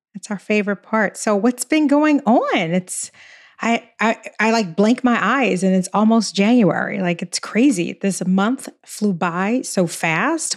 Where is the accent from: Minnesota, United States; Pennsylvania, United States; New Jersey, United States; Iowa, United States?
Pennsylvania, United States; Philadelphia; I'm from Philly.